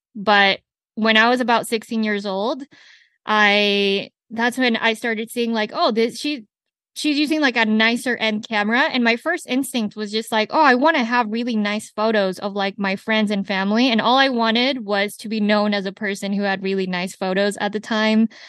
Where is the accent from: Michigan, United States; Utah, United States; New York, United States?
Utah, United States; Salt Lake City; first language Spanish; English is a second language; also born or lived in Colombia; I'm Latina who grew up in Salt Lake City, Utah